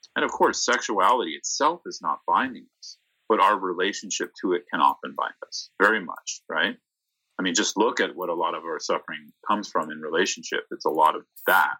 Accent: San Mateo, California, United States; I'm from the Bay Area, from San Mateo

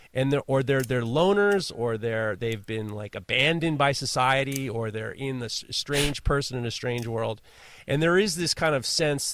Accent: New York City, New York, United States; I was growing up in New York City by myself.

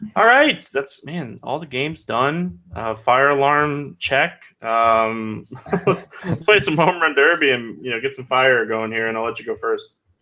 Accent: DeLand, Florida, United States; a Deland, Florida boy, my hometown

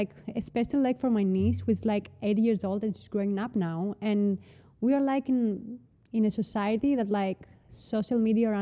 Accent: Patras, West Greece, Greece; English is a second language; moved away as an adult; also born or lived in New York, United States; now in Athens, Greece; I was like from Patras and my business like school was there

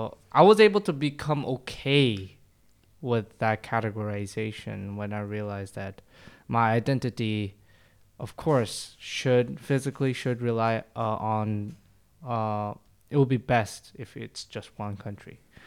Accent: South Korea; also born or lived in international communities; I grew up around Americans my entire life in international communities. So I am Korean. I also go to went to Korean church, Korean school, separate times, just to learn Korean.

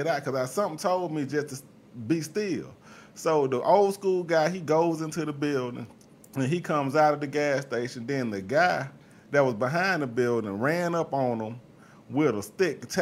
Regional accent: Mobile, Alabama, United States; moved away as an adult; now in Atlanta, United States; I'm from Mobile, Alabama

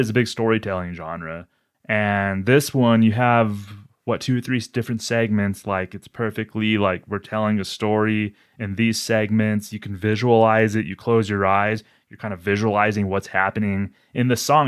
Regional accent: New Mexico, United States; I'm from New Mexico

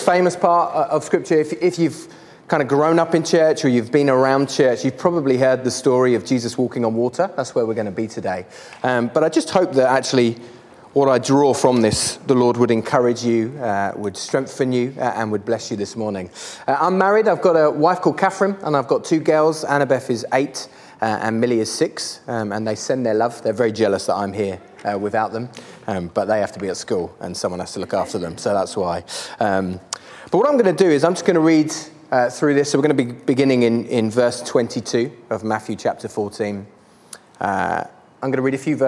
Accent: Canterbury, South East England, United Kingdom; I am from Canterbury in England.

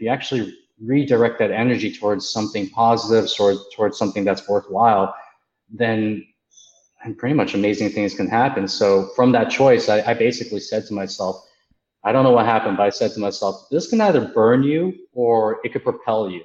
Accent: Markham, Ontario, Canada; I grew up in a small town called Markham, Ontario, and that's okay. In Canada

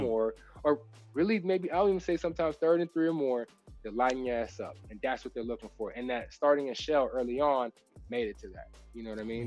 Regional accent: Texas, United States; I'm from Texas

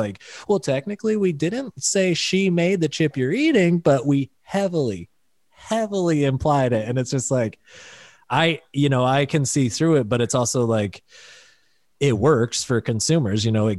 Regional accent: Pennsylvania, United States; Like, no, we got you. We're from Pennsylvania.

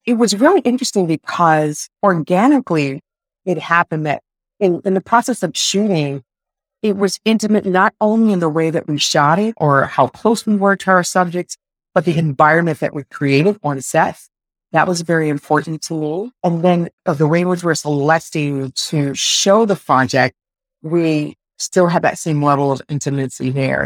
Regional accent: Richmond, Virginia, United States; I'm from Richmond, Virginia originally

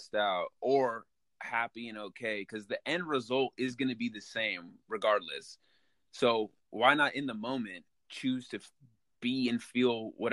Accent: Malibu, California, United States; I'm born and raised in Malibu

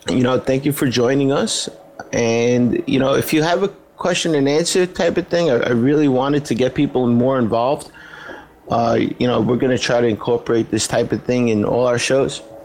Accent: New York, United States; as a New Yorker

